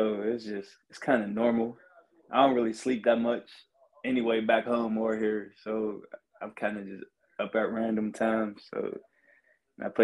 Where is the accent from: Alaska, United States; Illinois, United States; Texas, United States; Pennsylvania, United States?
Pennsylvania, United States; Pittsburgh; moved away; from Pittsburgh, PA, from the south side of Pittsburgh neighborhood called Bell Silver